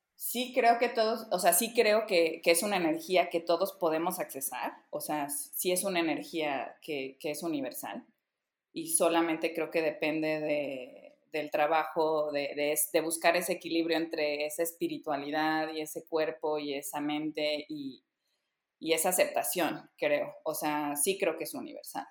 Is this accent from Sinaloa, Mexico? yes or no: no; Veracruz, Mexico; yo crecí en provincia, yo crecí en Veracruz